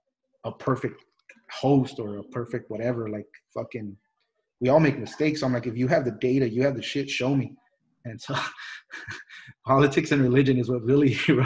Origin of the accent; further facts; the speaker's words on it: Mexico; born there; I was born in Mexico. I'm a wetback. I'm an immigrant.